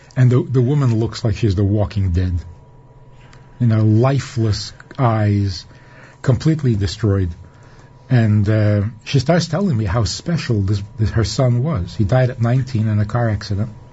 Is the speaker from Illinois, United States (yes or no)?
no; New York City, New York, United States; now in Minnesota, United States; I was growing up in Crown Heights, on President Street in a little apartment